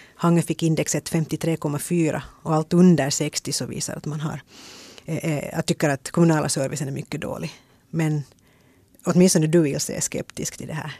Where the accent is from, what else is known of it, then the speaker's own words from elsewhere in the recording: Ingå, Uusimaa, Finland; Jag är från Ingo